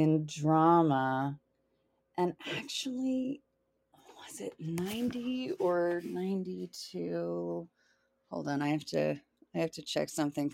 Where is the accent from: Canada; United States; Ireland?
United States; the South; moved away; I'm originally from the South